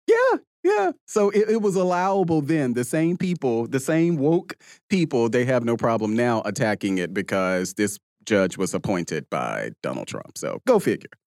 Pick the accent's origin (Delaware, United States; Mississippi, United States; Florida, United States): Mississippi, United States; Jackson; I'm from Mississippi and I grew up around guns